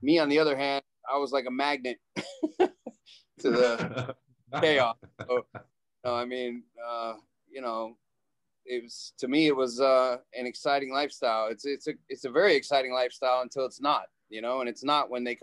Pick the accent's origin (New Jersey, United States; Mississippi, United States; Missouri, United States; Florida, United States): Florida, United States; Miami; we grew up in Miami